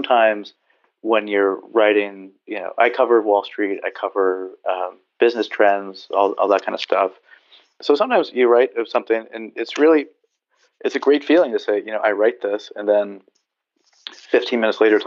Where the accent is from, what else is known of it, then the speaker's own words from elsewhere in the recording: Southern California, United States; also born or lived in Berkeley / San Diego; I grew up surfing in Southern California.